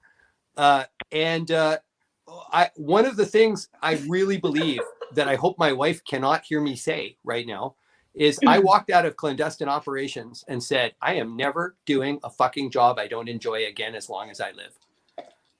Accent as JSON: {"language": "English", "country": "Canada", "said": "I am totally Canadian"}